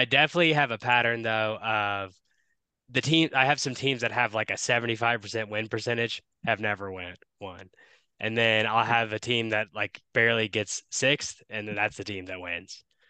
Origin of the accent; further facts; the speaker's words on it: Paducah, Kentucky, United States; now in Denver, United States; growing up in Paducah, not having any like sports fan, not having it, we had Kentucky basketball.